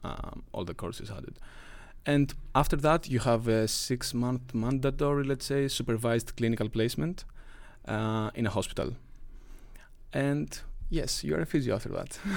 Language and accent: English; Greece; moved away as an adult; now in Lund, Sweden; I am from Greece